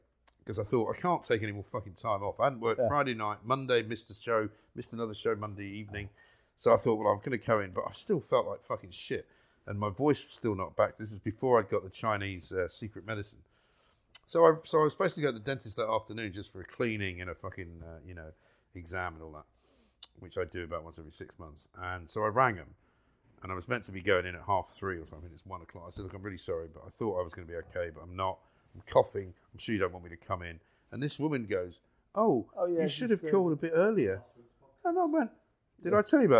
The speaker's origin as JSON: {"language": "English", "region": "London", "country": "United Kingdom", "tie": "born or raised there", "said": "I used to go to school on the tube"}